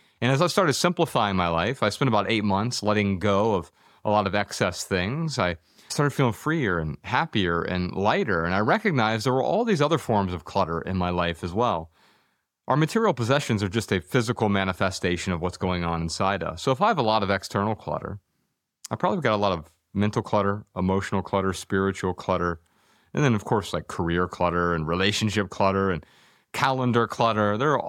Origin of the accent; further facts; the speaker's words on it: Dayton, Ohio, United States; born there; You know, I grew up really poor. I was born in Dayton, Ohio